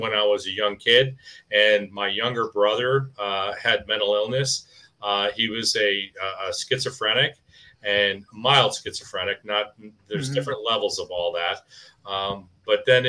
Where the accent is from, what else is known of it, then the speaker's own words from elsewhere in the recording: Wilmette, Illinois, United States; our community where Ken and I grew up in Wilmette